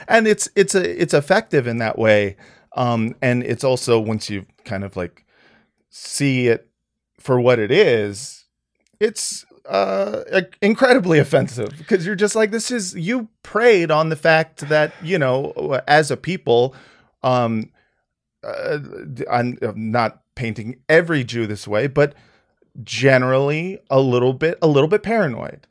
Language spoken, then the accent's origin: English; United States; as an American person who is essentially a white guy